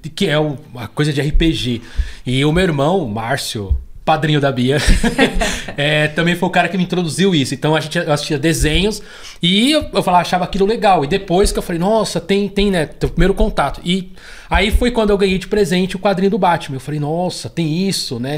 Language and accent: Portuguese; São Paulo, Brazil; eu nasci já no Capão Redondo, então já tenho, já sou cria da, da, da Zona Sul